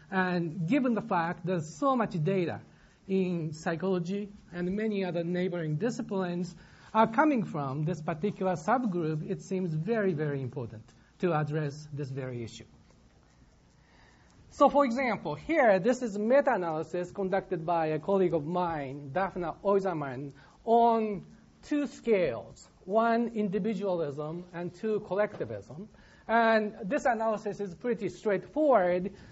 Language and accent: English; Michigan, United States; uh, to come here, uh, despite the fact that I'm from Michigan.